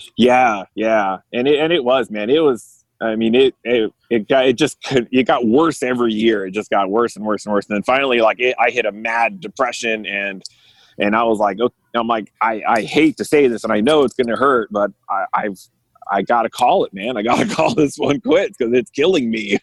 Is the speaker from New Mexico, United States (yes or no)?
no; California, United States; I'm born and raised in California